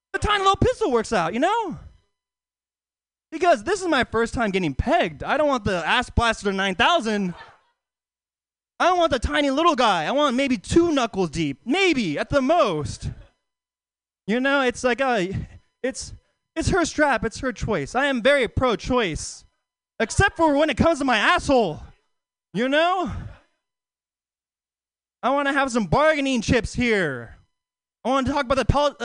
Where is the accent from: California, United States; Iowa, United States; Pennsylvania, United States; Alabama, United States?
California, United States; Oakland; I live in Oakland. You know, Oakland? Yeah, Oakland native across the East Bay